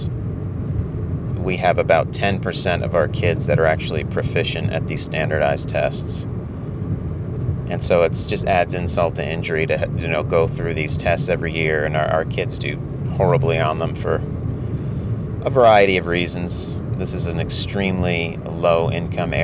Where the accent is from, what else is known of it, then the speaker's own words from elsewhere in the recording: United States; a middle-class person like myself growing up in the United States